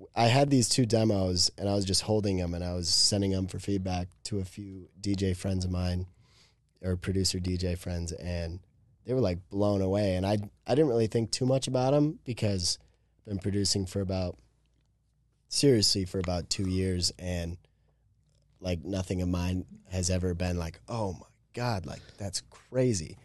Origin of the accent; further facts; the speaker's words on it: Wisconsin, United States; moved away as an adult; also born or lived in Chicago, Illinois; I was born in Chicago. I lived there for five, five and a half years and then moved north to Wisconsin. And then that's where I've lived until last June when I moved here